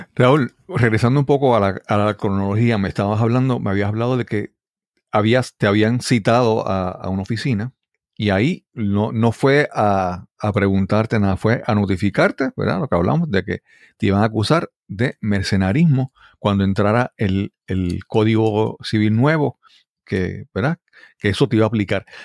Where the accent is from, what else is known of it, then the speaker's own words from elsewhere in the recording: Puerto Rico; como puertorriqueño